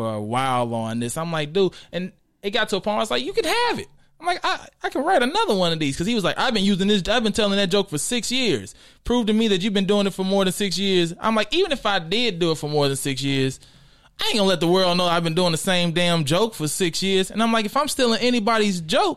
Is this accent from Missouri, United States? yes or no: yes; St. Louis, Missouri, United States; also born or lived in Arkansas; now in Los Angeles, United States; I was born in Arkansas, but I was raised in St. Louis